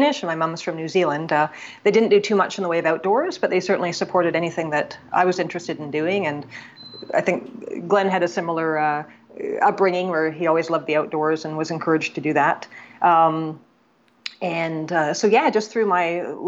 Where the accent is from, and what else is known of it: Canada